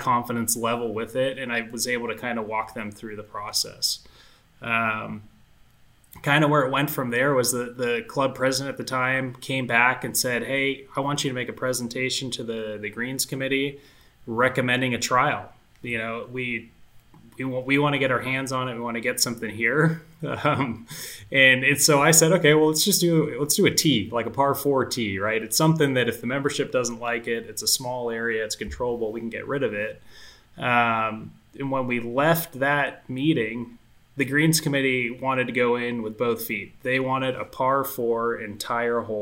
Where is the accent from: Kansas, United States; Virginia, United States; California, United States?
California, United States; Bay Area; I actually grew up in the Bay Area as well